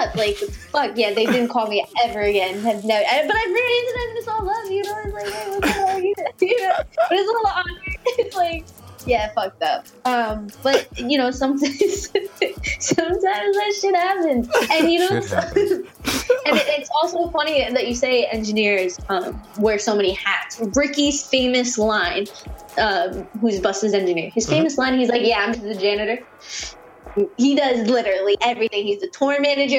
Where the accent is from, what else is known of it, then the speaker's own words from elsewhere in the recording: New York, United States; I'm from New York